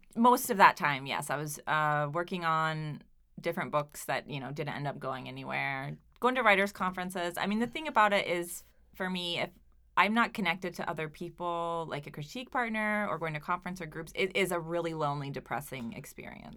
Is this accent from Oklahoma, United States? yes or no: yes; Oklahoma, United States; now in Providence, United States; my small Oklahoma town